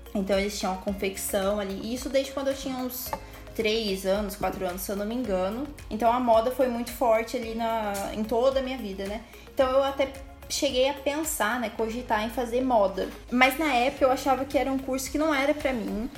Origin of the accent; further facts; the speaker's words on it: Ouro Fino, Minas Gerais, Brazil; also born or lived in Pouso Alegre; eu já distribuía currículo lá na minha cidade, em Urfino